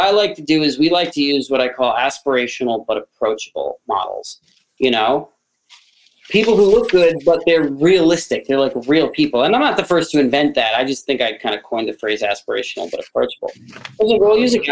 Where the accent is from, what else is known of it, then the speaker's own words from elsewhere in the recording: New York, United States; moved away; also born or lived in Philadelphia; I'm from New York originally